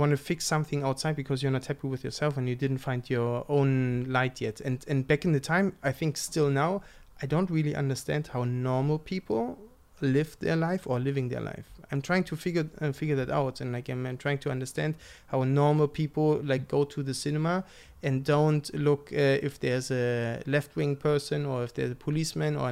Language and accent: English; East Germany, Germany; I'm from East Germany